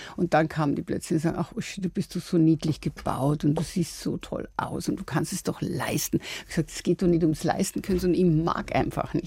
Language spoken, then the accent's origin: German; Lower Bavaria, Germany; moved away; also born or lived in Munich; ich bin ja in Niederbayern aufgewachsen